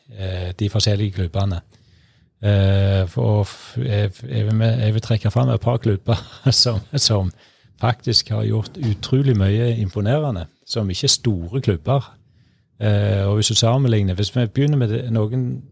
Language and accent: Norwegian; Norway; Født og oppvokst på Morsåk